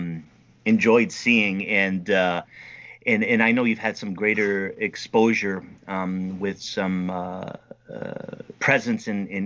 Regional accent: United States; I'm an American over here

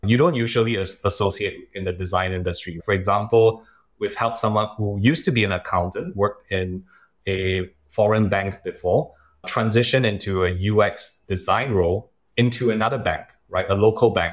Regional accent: Singapore

